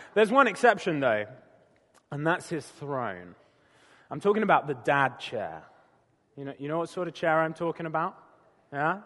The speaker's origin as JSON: {"language": "English", "country": "United Kingdom", "moved": "yes", "said": "I'm a Brit"}